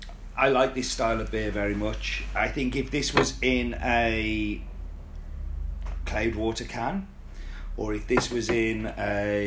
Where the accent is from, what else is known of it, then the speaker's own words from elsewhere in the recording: Canada; Well, I'm from Canuck, so I started drinking around about the late 70s, as I was born in 73.